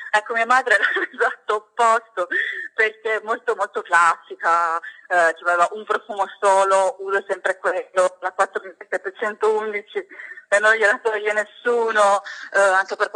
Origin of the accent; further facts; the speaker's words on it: Catania, Sicily, Italy; now in Verona, Italy; ho 29 anni, sono catanese, orgogliosamente siciliana, ma abito a Verona oramai da 7 anni